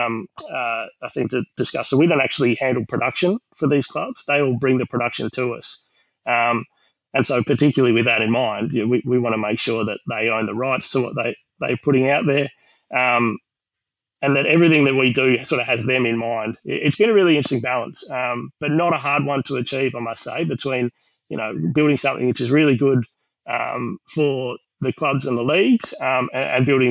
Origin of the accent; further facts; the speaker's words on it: Queensland, Australia; now in Western Australia, Australia; I'm from Queensland